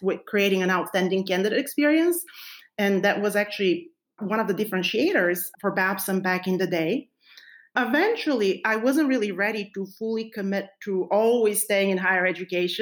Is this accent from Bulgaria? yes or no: yes; Bulgaria; moved away as an adult; now in United States; I was born and raised in Bulgaria, and I moved to the United States 20 years